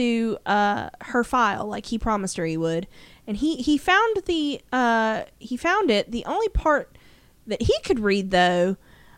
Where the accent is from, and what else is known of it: the South, United States